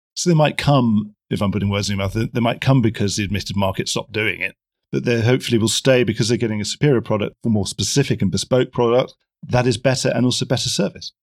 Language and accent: English; London, United Kingdom; as a Londoner